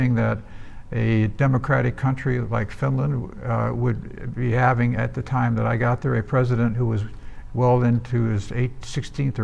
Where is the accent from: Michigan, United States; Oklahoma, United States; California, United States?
Michigan, United States; Detroit; I'm from Detroit, Michigan.